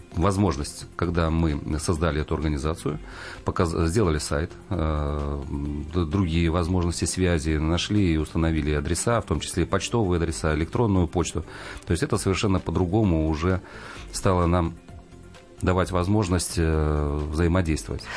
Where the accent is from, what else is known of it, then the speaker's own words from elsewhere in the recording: Belarus; also born or lived in Kazakhstan; now in Smolensk, Russia; в 1974 году наша семья переехала э, из Казахстана и переехала в Белоруссию. Поэтому я в Беларуси э, учился в школе